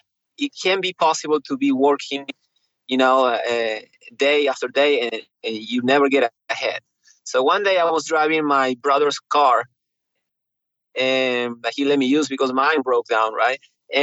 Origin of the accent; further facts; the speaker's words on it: Neuquén, Argentina; also born or lived in Mendoza, Argentina; Patagonia. Patagonia. That's south Neuquén.